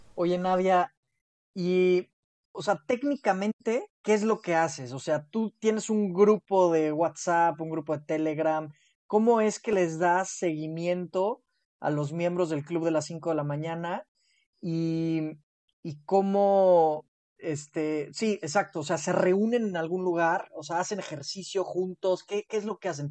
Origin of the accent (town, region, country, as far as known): Mexico